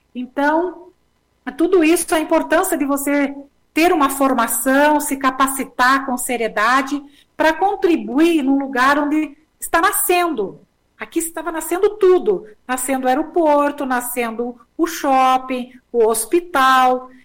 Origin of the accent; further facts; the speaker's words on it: Rio Grande do Sul, Brazil; moved away as an adult; also born or lived in Porto Alegre; now in Palmas, Brazil; nós saímos do Rio Grande do Sul